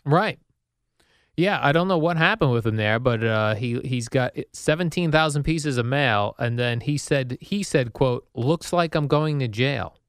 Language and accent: English; Colonia, New Jersey, United States; also born or lived in Basking Ridge, New Jersey; I grew up in Colonia and even in Basking Ridge